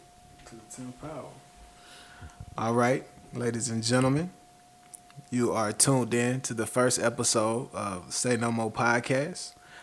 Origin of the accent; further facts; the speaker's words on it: Georgia, United States; I'm from Georgia. I'm Georgia through and through.